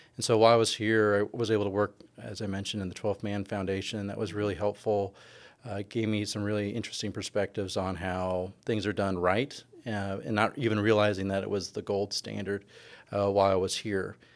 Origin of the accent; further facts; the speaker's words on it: California, United States; moved away as an adult; also born or lived in Ithaca, New York / Bowling Green, Ohio / Seattle, Washington; now in Texas, United States; I'm from California originally